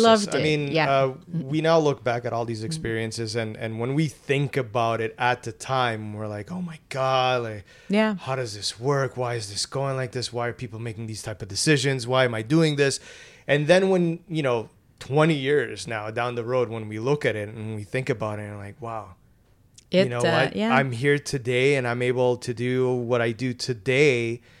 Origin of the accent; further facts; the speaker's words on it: Toronto, Ontario, Canada; We should also say that we're from Toronto